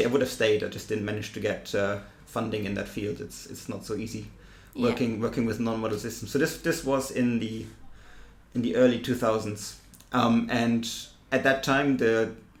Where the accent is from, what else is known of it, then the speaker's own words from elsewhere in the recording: Germany; accent: German; English is a second language; moved away as an adult; also born or lived in Cambridge, United Kingdom / Tübingen, Germany; now in Sussex, United Kingdom; you can tell from my accent, I'm German